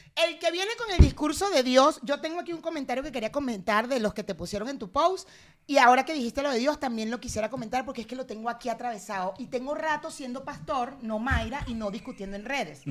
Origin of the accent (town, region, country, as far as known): Venezuela; now in Mexico